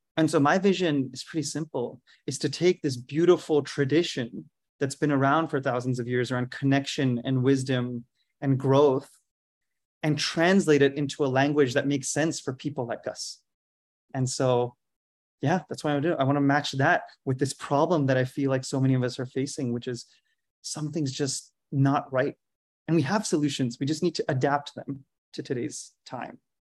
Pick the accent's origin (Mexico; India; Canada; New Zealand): India; moved away as an adult; also born or lived in Philadelphia, United States; I grew up in India